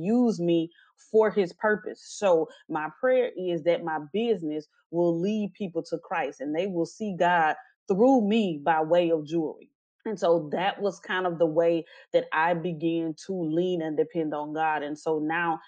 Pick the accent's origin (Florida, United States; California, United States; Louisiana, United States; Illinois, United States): Louisiana, United States; Natchitoches; now in Houston, United States; I was born and raised in Natchitoches, Louisiana. I currently reside in the Houston, Texas area.